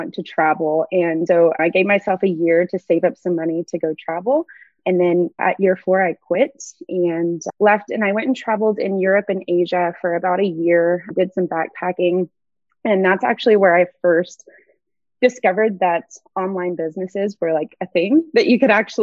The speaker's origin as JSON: {"language": "English", "region": "Texas", "country": "United States", "tie": "born or raised there", "said": "I am born and raised in Texas"}